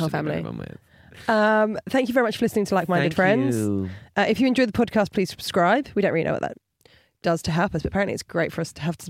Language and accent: English; Portsmouth, South East England, United Kingdom; accent: Portsmouth; moved away; I'm about to be with my Portsmouth family. Spending more time in Portsmouth, with my accent's coming back stronger.